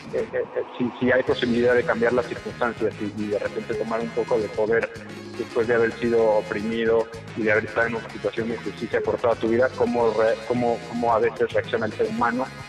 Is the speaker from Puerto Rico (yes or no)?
no; Mexico